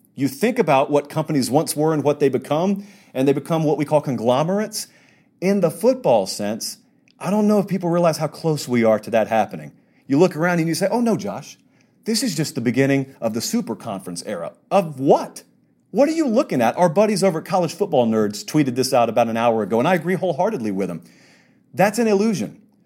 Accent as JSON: {"language": "English", "region": "the South", "country": "United States", "tie": "born or raised there", "said": "I grew up in the South, so I, I'm an S E C guy"}